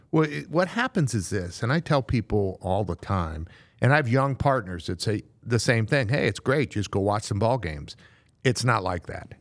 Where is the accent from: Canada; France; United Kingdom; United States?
United States; Massachusetts; moved away; I was a Red Sox fan for a long time growing up in Massachusetts